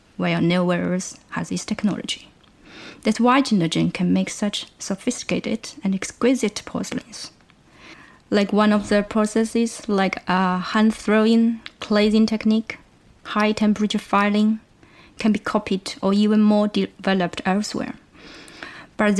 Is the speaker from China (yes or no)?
yes; China; now in Lancaster, United Kingdom; I'm originally from China, and I'm currently doing a PhD at Lancaster University